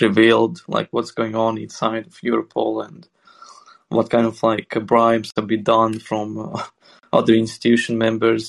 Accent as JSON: {"language": "English", "country": "Sweden"}